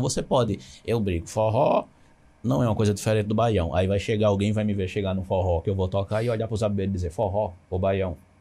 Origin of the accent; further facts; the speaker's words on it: Garanhuns, Pernambuco, Brazil; Eu sou de Garanhões, vivi minha infância eu estou em Garanhões